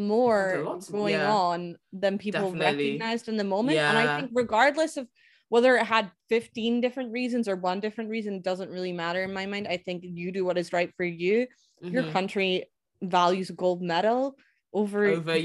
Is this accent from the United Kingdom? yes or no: yes; Scotland, United Kingdom; as a Scot